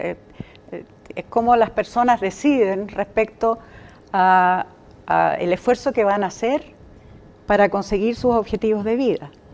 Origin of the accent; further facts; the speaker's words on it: Magallanes and Chilean Antarctica, Chile; moved away; also born or lived in Santiago, Chile; yo nací en Santiago. Pero a los cinco o seis años, mi papá, que había sido militar y capitán hasta ese momento, eh, como familia nos trasladamos porque él se fue a trabajar a ENAP Así que nos fuimos a Punta Arenas primero y después a Tierra del Fuego. Así que en, lo sustantivo yo diría, siempre he pensado que soy magallánica